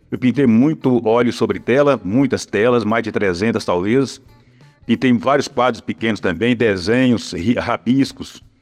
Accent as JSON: {"language": "Portuguese", "town": "Pedra Azul", "region": "Minas Gerais", "country": "Brazil", "tie": "born or raised there", "also_born_or_lived": "São Paulo", "moved": "yes", "lives_now": "Belo Horizonte, Brazil", "said": "foi em Pedra Azul, que é a cidade que eu nasci, que fica no Vale do Jequitinhonha."}